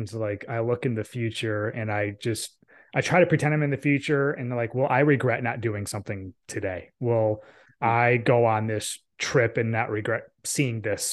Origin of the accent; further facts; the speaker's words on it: upstate New York, United States; moved away as an adult; also born or lived in Buffalo, New York / Connecticut; now in Raleigh-Durham, United States; I was born in upstate New York. I went to school in Buffalo